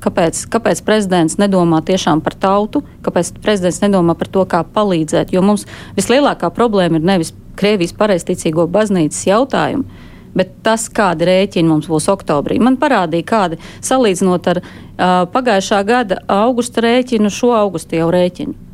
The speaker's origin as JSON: {"language": "Latvian", "country": "Latvia", "tie": "born or raised there", "said": "Es esmu dzimusi Latvijā, visu savu mūžu esmu nodzīvojis Latvijā tieši tāpat kā mani senči."}